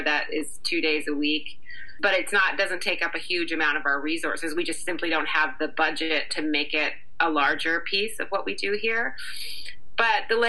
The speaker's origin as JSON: {"language": "English", "country": "Canada", "tie": "born or raised there", "also_born_or_lived": "New York City, United States", "moved": "as an adult", "said": "while I grew up in Canada, my kind of professional career happened in New York City"}